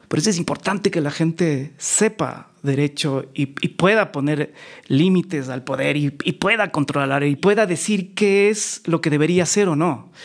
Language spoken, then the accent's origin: Spanish; Quito, Pichincha, Ecuador; also born or lived in New York; yo nací en Quito, en un barrio muy popular que se llama La Magdalena, al